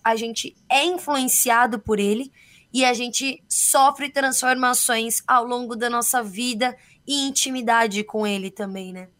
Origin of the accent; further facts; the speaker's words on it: São Paulo, Brazil; somos de São Paulo